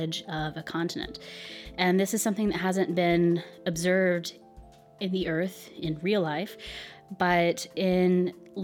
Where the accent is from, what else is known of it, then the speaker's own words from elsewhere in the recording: United States; I'm an American